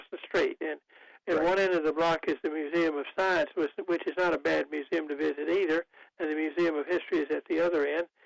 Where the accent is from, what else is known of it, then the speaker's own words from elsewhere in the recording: Goldsboro, North Carolina, United States; my hometown of Goldsboro